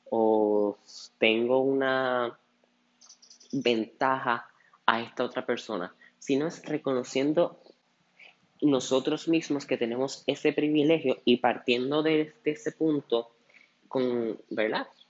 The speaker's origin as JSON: {"language": "Spanish", "country": "Puerto Rico", "said": "nosotros como puertorriqueños"}